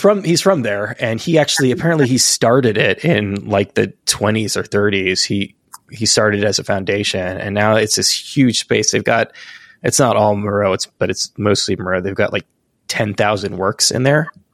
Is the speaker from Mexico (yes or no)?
no; Barcelona, Catalonia, Spain; now in United States; I'm from the, the West Coast of Spain, the Mediterranean